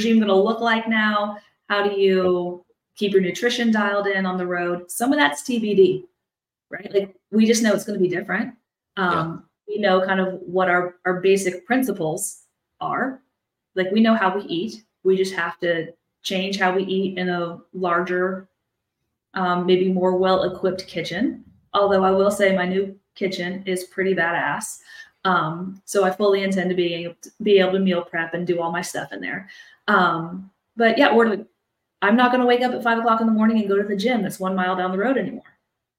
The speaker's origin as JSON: {"language": "English", "region": "Midwest", "country": "United States", "tie": "born or raised there", "moved": "yes", "lives_now": "Houston, United States", "said": "we're both from the Midwest. So we both grew up with snow"}